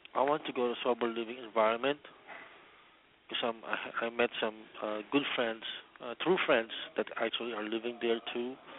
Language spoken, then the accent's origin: English; Daly City, California, United States; back to my mom and my sister in you know in, in the area, which you know it's my hometown